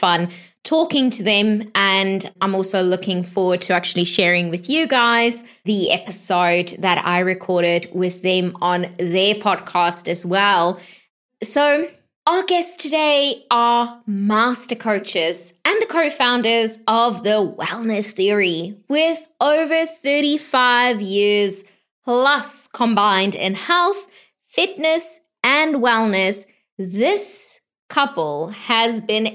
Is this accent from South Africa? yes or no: yes; South Africa; moved away; I was born in South Africa as well.